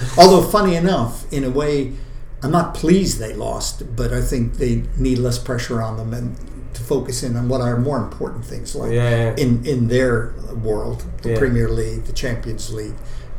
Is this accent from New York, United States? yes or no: no; Los Angeles, California, United States; moved away as an adult; also born or lived in Leeds / Sussex / Southampton; now in Manchester, United Kingdom; it's going to be in my hometown, where I have nephews and cousins of my kids.